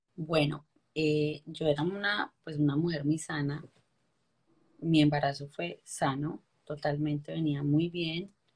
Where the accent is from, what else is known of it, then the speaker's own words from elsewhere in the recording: Ulloa, Valle del Cauca, Colombia; moved away as an adult; also born or lived in Armenia, Quindío; yo soy colombiana, yo soy de Armenia Quindío, me crié en un pueblito que se llama Ulloa Valle